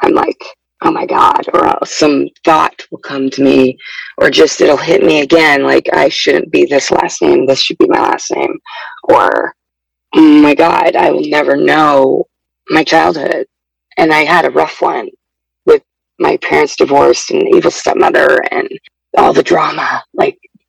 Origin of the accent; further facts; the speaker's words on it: Oregon, United States; I'm 36, and I'm from Oregon